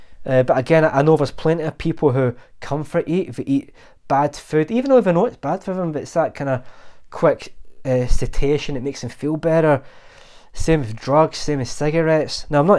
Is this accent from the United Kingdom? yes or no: yes; Glasgow, Scotland, United Kingdom; I'm Glaswegian, born and bred, and we have a really good gallows humour.